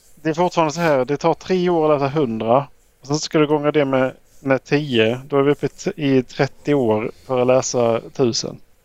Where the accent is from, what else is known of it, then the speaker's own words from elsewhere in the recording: Skåne, Sweden; moved away; jag är hemma i Skåne och spelar